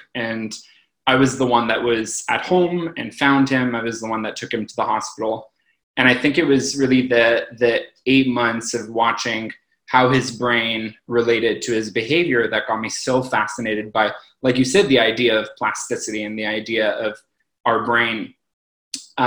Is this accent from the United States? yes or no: no; Toronto, Ontario, Canada; moved away as an adult; now in Montreal, Canada; I'm originally from Toronto. I moved to Montreal to actually do my PhD in neuroscience.